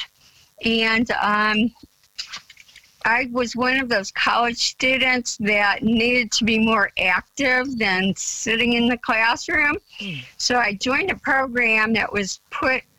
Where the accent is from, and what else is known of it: Parma, Ohio, United States; born or raised there; also born or lived in Cleveland, Ohio / New Mexico